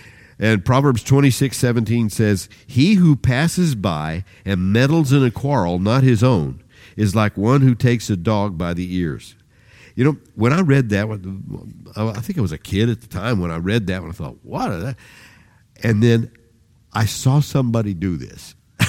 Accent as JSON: {"language": "English", "town": "Independence", "region": "Missouri", "country": "United States", "tie": "born or raised there", "said": "When we grew up in Independence, Missouri, I had two brothers. There were three of us."}